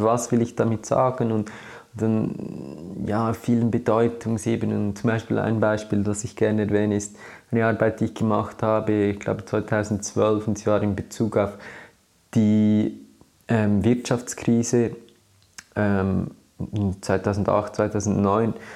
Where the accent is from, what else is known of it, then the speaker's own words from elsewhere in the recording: Switzerland; was ich bin oder äh, als Schweizer